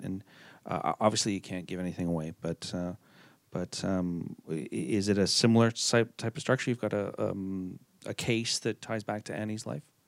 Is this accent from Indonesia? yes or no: no; Montreal, Quebec, Canada; my hometown